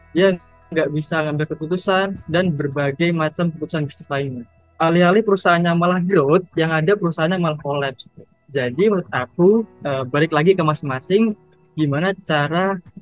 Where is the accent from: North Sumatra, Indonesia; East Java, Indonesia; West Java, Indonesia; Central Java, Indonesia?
East Java, Indonesia; Ngawi; aku dari Ngawi Jawa Timur